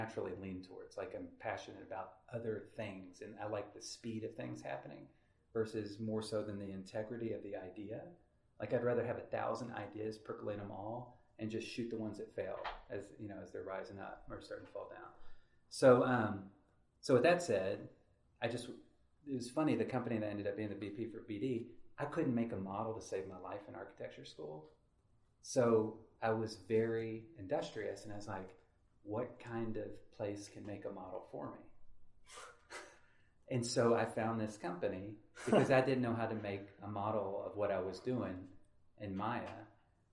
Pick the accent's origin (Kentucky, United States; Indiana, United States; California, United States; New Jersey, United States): Kentucky, United States; Henderson; where I grew up in Henderson